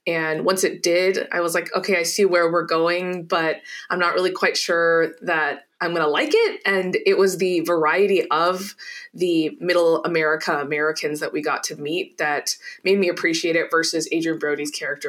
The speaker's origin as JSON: {"language": "English", "country": "India", "said": "I am Indian and I like to focus a lot on South Asian stories"}